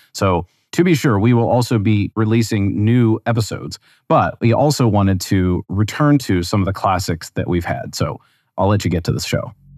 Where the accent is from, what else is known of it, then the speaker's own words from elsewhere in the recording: United States; I grew up in the United States